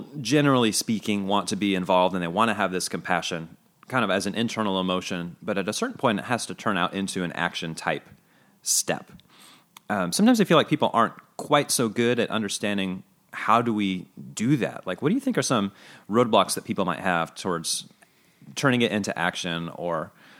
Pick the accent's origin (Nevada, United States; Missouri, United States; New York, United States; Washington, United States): Missouri, United States; Kansas City; I remember growing up in Kansas City, we don't have quite as much of a homeless population as we do, but, you know, it's cold there and there's a lot of need.